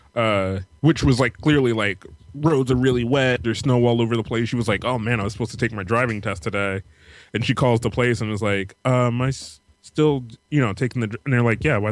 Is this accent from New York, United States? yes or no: yes; New York, United States; now in Baltimore, United States; growing up where I grew up in New York